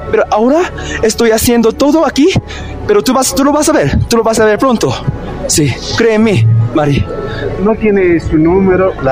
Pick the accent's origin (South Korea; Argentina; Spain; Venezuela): South Korea; Sí, yo soy de Corea del Sur y yo, yo, vine a América Latina al principio, al principio a Chile, como para empezar mi nueva vida en, en América Latina.